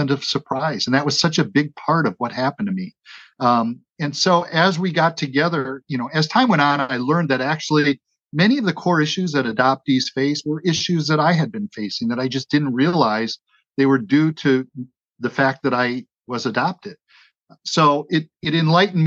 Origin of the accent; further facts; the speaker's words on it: Wauwatosa, Wisconsin, United States; I was raised in Wauwatosa, Wisconsin. It's a suburban Milwaukee community just to the west